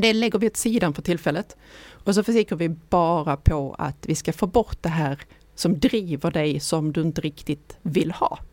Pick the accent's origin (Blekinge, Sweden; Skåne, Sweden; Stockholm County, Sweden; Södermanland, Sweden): Skåne, Sweden; Ystad; jag är ju uppväxt i Ystad